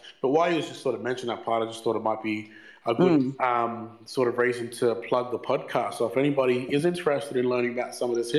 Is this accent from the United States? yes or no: no; Brisbane, Queensland, Australia; the big brothers that I grew up with here in Brizzy